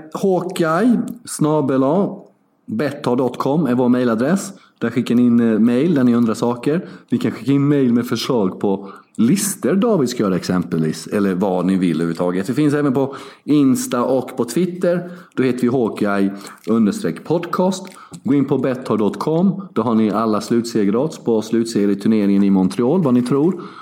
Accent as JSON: {"language": "Swedish", "country": "Sweden", "said": "jag är ju svensk"}